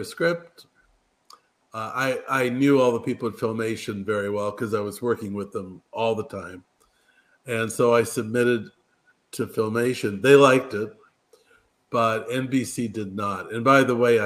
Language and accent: English; Culver City, California, United States; also born or lived in London; I grew up in Culver City, California